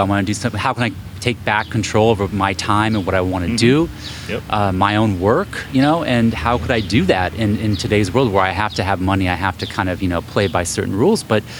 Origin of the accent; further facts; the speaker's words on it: California, United States; I'm the Bay Area.